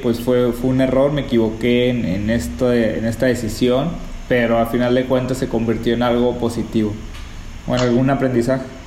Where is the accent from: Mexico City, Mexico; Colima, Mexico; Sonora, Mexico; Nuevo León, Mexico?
Sonora, Mexico; Sonora and Sinaloa, Mexico; toda mi vida crecí entre Sonora y Sinaloa